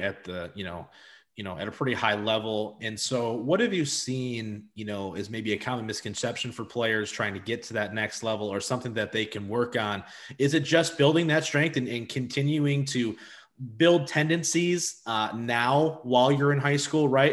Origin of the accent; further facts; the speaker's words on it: Madison Heights, Michigan, United States; I'm from Madison Heights